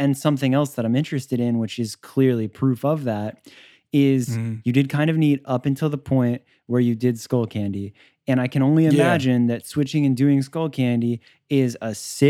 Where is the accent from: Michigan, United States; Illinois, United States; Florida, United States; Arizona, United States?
Florida, United States; Miami; I'm from Miami, but my dad's Scottish.